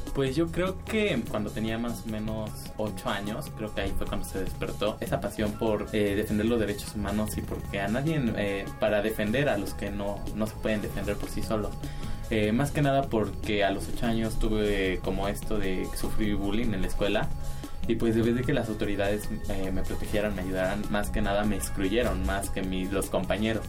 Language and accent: Spanish; Mexico City, Mexico; Nací en, eh, en la Ciudad de México el 21 de abril de 1999